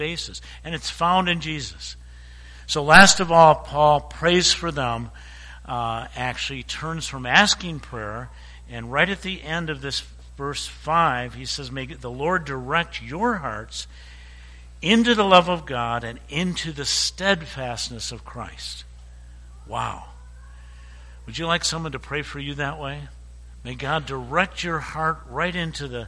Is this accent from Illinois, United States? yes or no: yes; Chicago, Illinois, United States; I was born in Chicago.